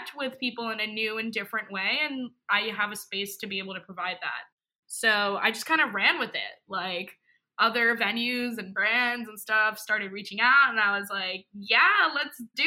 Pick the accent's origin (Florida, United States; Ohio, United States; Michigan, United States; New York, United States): New York, United States; I'm from New York, born and raised